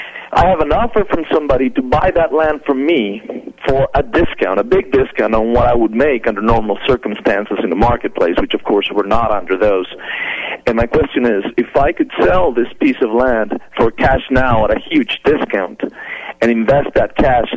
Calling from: El Paso, Texas, United States; I'm calling from El Paso, Texas.

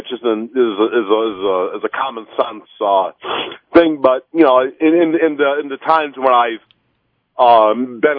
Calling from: Royal Oak, Michigan, United States; Uh, good morning. Uh, I'm from Royal Oak.

